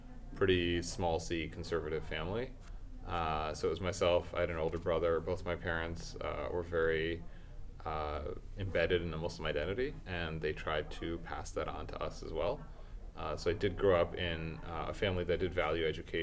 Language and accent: English; Connecticut, United States; moved away as an adult; now in New York, United States; I was in Connecticut